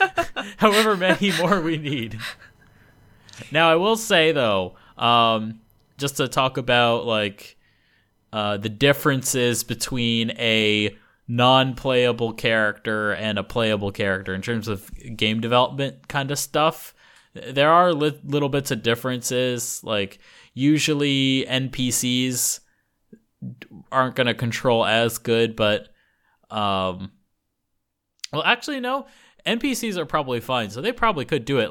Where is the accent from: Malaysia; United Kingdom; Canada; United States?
United States; moved away as an adult; now in Japan; I'm American